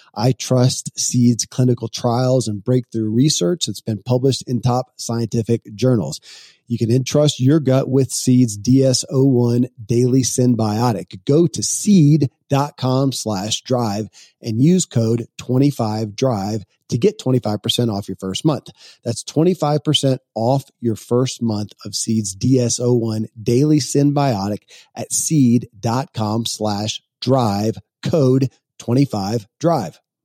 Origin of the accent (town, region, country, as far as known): Kentucky, United States; born or raised there